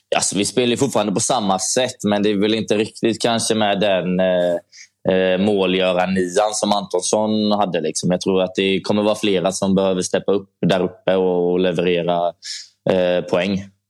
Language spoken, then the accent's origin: Swedish; Gothenburg, Västra Götaland, Sweden; jag är från Göteborg, så jag var hemma i Göteborg hela tiden